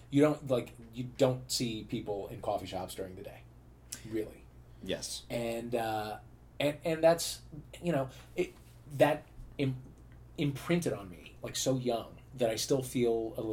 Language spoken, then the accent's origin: English; St. Louis, Missouri, United States; St. Louis, sure.